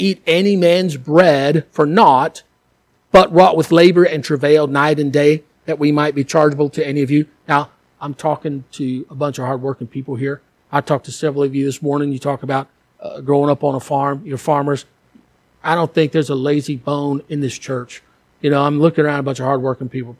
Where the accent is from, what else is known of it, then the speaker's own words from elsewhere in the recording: United States; moved away; as an American